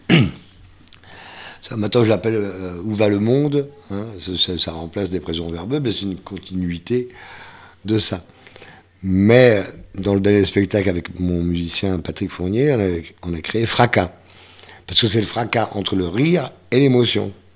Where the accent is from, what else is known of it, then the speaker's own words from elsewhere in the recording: the Ardennes, Grand Est, France; moved away as an adult; also born or lived in Brussels, Belgium / Germany / Paris; dans ma sous-préfecture, dans les Ardennes